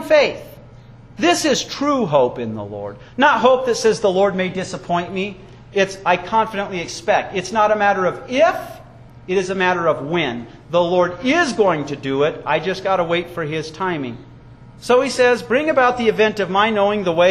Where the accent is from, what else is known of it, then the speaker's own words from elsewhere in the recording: Wyoming, United States; I was raised in Wyoming